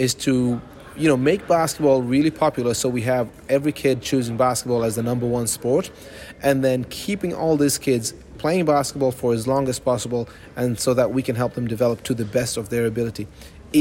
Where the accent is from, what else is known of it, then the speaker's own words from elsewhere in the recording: Ireland; now in Austria; Ireland, 100%. I'm Irish.